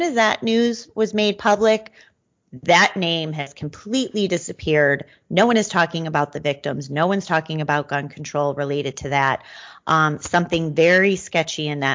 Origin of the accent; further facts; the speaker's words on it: Midwest, United States; as a Midwesterner